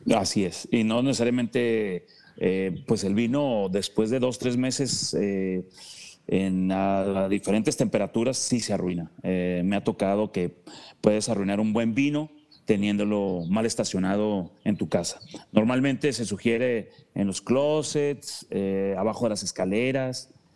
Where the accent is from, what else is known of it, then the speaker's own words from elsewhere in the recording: Mexico; como mexicanos